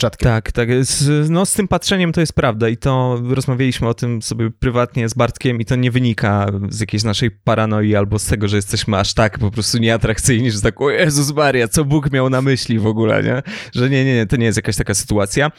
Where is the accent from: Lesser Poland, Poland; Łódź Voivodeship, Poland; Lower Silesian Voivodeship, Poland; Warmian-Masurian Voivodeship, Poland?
Lower Silesian Voivodeship, Poland; ja jestem z Dolnego Śląska i moi najbliżsi mieszkają we Wrocławiu